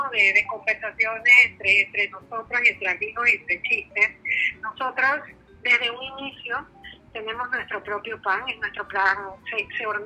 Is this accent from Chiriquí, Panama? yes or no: yes; Chiriquí, Panama; Yo soy de Chiriquí